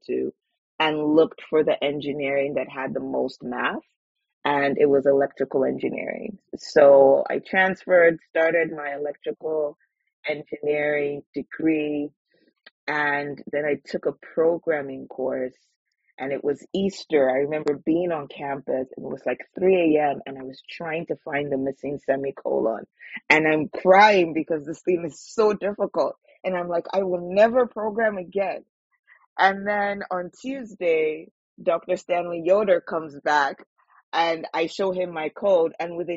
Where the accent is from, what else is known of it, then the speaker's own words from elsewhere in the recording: Nigeria; now in Vancouver, Canada; Growing up in Nigeria